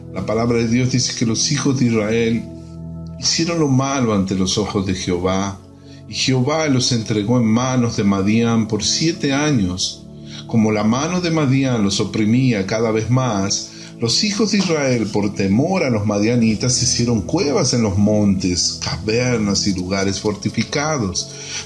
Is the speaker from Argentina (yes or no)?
yes; Argentina; now in Brazil; soy argentino viviendo en Brasil